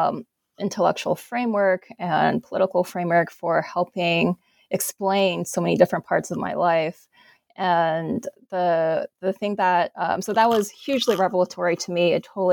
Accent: Alabama, United States; I grew up in Alabama, and I really wasn't that aware of what it meant to be Asian American

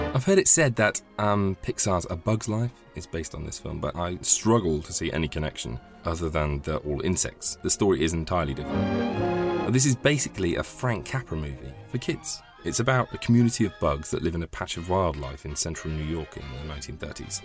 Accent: Midlands, United Kingdom; I grew up in the Midlands

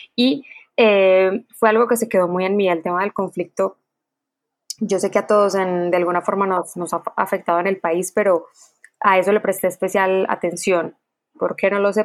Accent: Quibdó, Chocó, Colombia; crecí viéndolos eh, en Quibdó

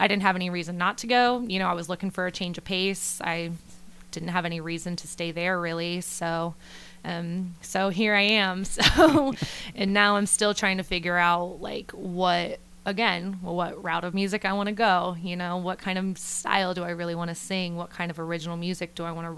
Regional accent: Salina, Ohio, United States; moved away as an adult; now in Nashville, United States; I am from Salina, Ohio, originally

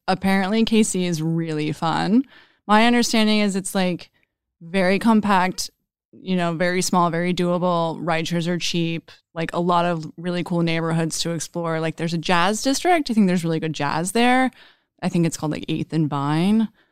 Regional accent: Dallas, Texas, United States; also born or lived in Austin, Texas; I'm from Dallas and went to college in Austin

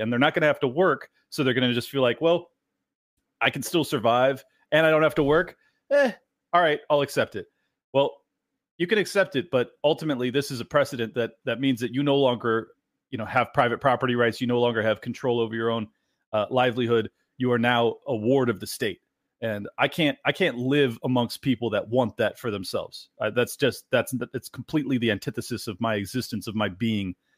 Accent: San Diego, California, United States; moved away as an adult; now in Miami, United States; I was born and raised in San Diego

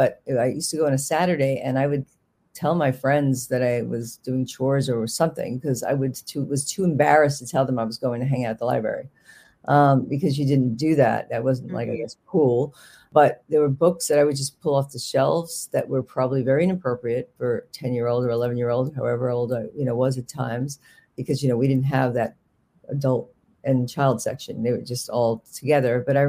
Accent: New York, United States; accent: Bronx; I was living in Manhattan, which my accent comes out a little bit, but I had a very heavy Bronx accent that I lost in Manhattan

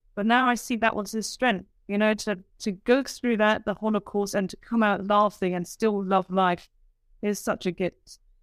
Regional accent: United Kingdom; I'm a British woman

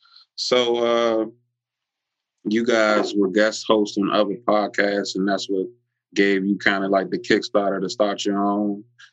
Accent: Maryland, United States; I'm not trying to bash another part of my state, but it's like Baltimore is its own entity.

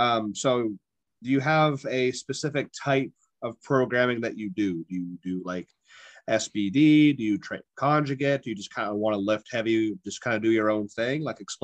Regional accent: Ohio, United States; I'm from Ohio

